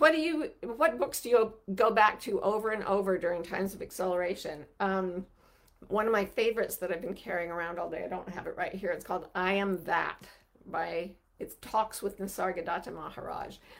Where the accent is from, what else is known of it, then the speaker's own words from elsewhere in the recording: Utah, United States; I grew up in Utah where there, there's no racial diversity to speak